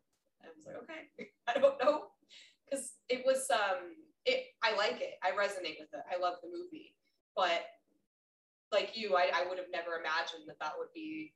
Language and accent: English; Minnesota, United States; born there; also born or lived in Colorado; So I was born in Minnesota. So when we moved to Colorado, then finally had cable.